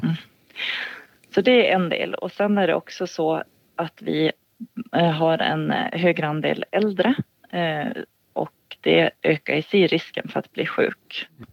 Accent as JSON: {"language": "Swedish", "region": "Gotland", "country": "Sweden", "tie": "born or raised there", "moved": "as an adult", "said": "jag är 40 40 år, född och uppvuxen på Gotland"}